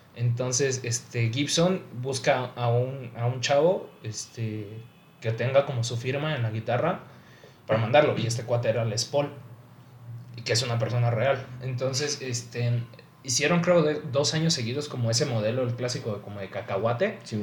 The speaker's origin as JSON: {"language": "Spanish", "country": "Mexico", "said": "nosotros también como mexicanos"}